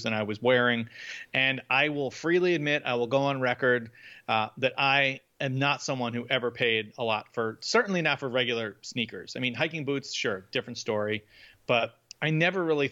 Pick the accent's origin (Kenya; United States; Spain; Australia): United States; Northeast; I grew up in the Northeast.